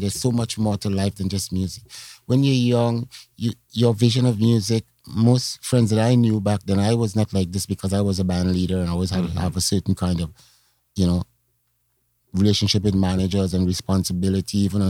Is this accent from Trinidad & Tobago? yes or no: yes; Trinidad & Tobago; now in Canada; So I think other people coming to Canada, other Caribbean, they were kind of like, I'm from Trinidad, by the way, but mm-hmm.